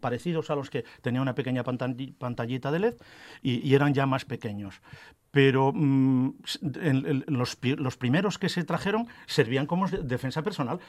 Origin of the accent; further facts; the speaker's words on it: Arenas de Cabrales, Asturias, Spain; me crié en Arenas, en el pueblo donde se fabrica el queso.